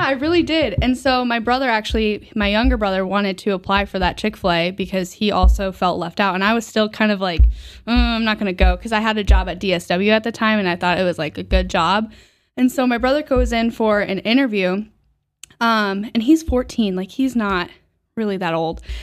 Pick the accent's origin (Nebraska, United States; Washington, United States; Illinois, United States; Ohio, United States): Nebraska, United States; Omaha; now in Buffalo, United States; I'm actually originally from Nebraska